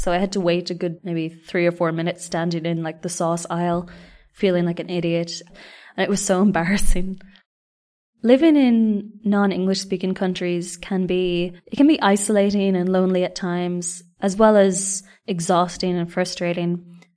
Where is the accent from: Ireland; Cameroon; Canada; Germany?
Ireland; moved away as an adult; also born or lived in Reunion Island / Spain; now in Japan; And I said, "Irlanda."